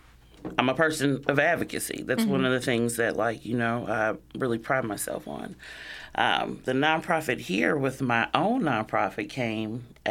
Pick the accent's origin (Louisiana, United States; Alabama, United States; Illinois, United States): Illinois, United States; born there; But I was born here in the States, in Illinois, back in 81.